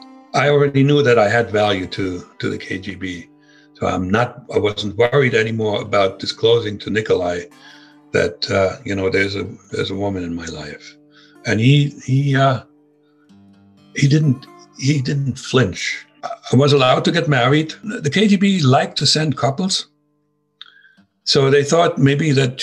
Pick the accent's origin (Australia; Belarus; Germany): Germany; accent: German; English is a second language; moved away as an adult; also born or lived in East Germany; now in United States; my German accent